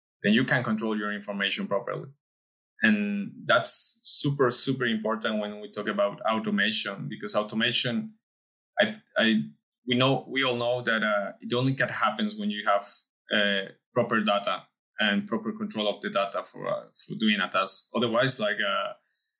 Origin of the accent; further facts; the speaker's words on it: Mexico; we are both from Mexico